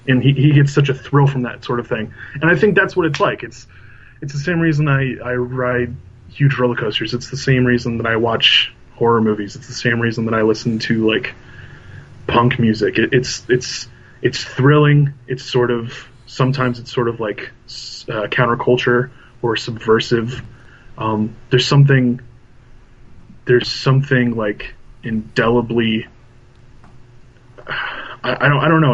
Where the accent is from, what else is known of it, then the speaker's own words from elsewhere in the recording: Indiana, United States; my hometown, my home state of Indiana